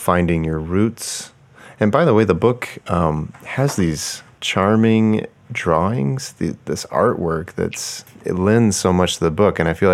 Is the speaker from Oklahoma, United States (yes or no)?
yes; Oklahoma, United States; growing up in Oklahoma